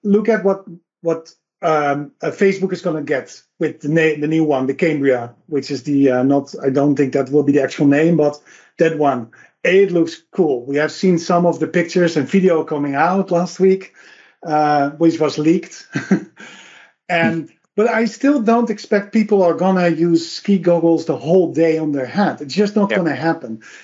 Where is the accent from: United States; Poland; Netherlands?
Netherlands; I'm from the Netherlands